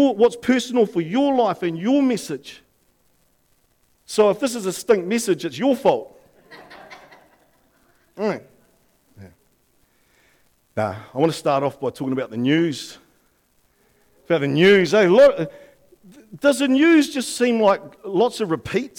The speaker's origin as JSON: {"language": "English", "country": "New Zealand", "said": "our Prime Minister went over to Aussie to meet the new Prime Minister"}